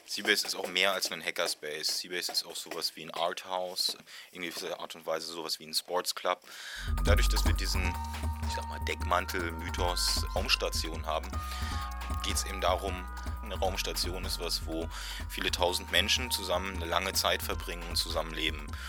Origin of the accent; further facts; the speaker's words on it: Berlin, Germany; ich komme hier aus Berlin